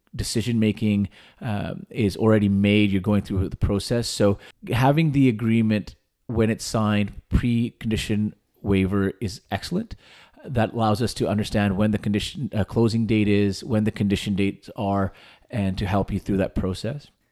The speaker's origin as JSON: {"language": "English", "town": "Vernon", "region": "British Columbia", "country": "Canada", "tie": "born or raised there", "moved": "as an adult", "said": "moving back home to Vernon, which is my hometown"}